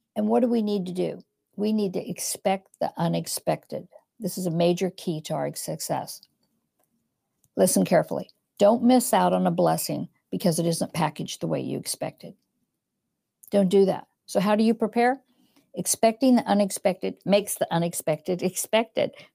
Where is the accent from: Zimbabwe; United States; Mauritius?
United States; now in England, United Kingdom; I'm American, even though I live in England